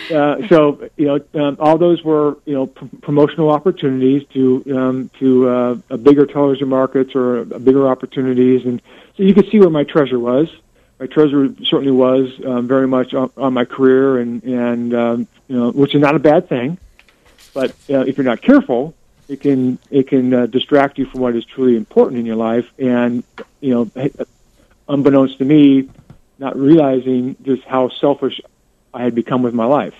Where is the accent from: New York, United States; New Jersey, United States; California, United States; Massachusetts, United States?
California, United States; now in West Des Moines, United States; I'm born and raised in California